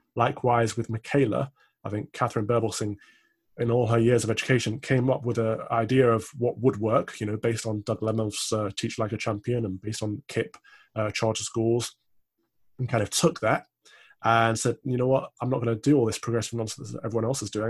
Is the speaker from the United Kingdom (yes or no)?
yes; Midlands, United Kingdom; I'm also from the Midlands.